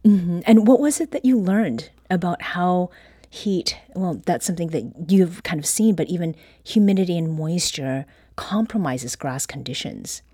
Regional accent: Ontario, Canada; moved away; I used to have did mow grass as a kid growing up in Ontario

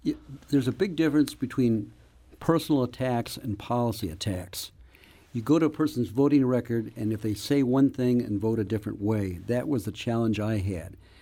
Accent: Webster Groves, Missouri, United States; I grew up in Webster Groves

